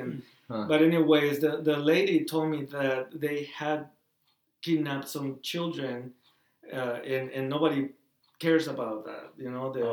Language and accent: English; Tamaulipas, Mexico; now in United States; I lived in that area of Mexico for almost 18 years